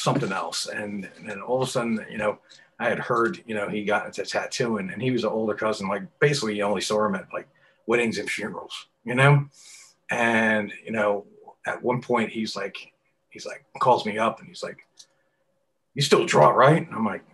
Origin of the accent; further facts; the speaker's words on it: New York City, New York, United States; also born or lived in Long Island / Queens; I grew up in New York and city boy and Long Island too